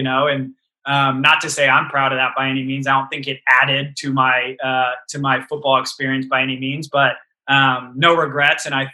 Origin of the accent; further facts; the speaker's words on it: Colorado, United States; these are my hometown fans